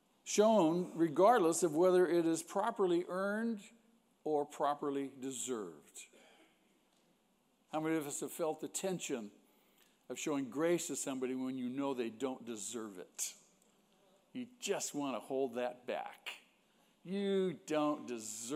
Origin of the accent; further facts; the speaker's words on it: United States; We are Americans, aren't we? And we're proud of being Americans